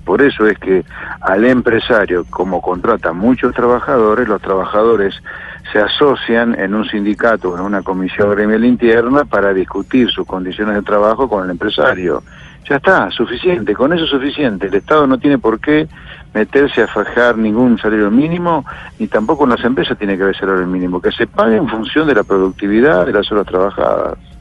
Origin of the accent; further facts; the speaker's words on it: Argentina; Acá en Argentina